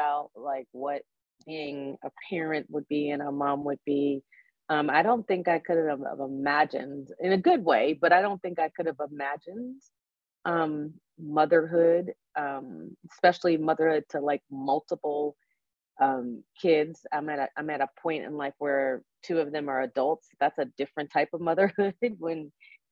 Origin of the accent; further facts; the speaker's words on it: Fairfax County, Virginia, United States; also born or lived in Arlington, Virginia / Annandale, Virginia / Alexandria, Virginia / Charlottesville, Virginia; I grew up in the Washington, D.C. area on the Virginia, they call it the DMV. I grew up on the Virginia side. So yeah, right outside of D.C., Fairfax County.